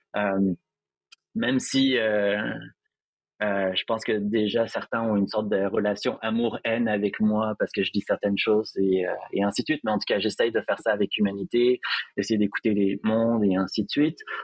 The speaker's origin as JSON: {"language": "French", "town": "Montreal", "region": "Quebec", "country": "Canada", "said": "chez moi à Montréal"}